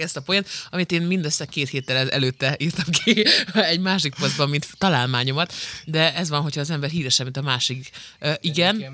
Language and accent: Hungarian; Szabolcs-Szatmár-Bereg, Hungary; Szabolcsi vagyok.